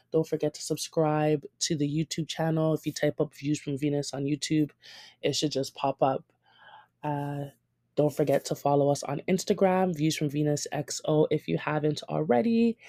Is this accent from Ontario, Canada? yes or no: yes; Toronto, Ontario, Canada; growing up in Toronto as a Ghanaian